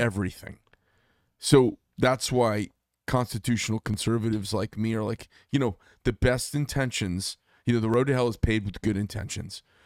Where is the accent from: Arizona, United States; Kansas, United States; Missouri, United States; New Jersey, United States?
Arizona, United States; natives from here like myself.